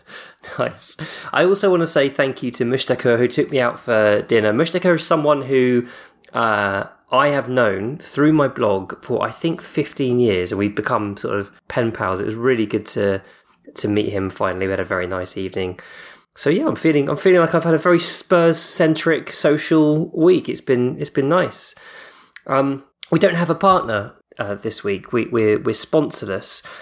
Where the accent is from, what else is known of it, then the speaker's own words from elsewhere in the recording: United Kingdom; I say Depot 'cause I'm, I'm British